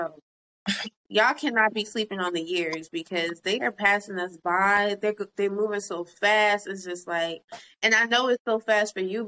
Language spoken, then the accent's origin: English; New York City, New York, United States; moved away as an adult; also born or lived in Jamaica, Queens; now in Pennsylvania, United States; I'm from Brooklyn. I'm from Brownsville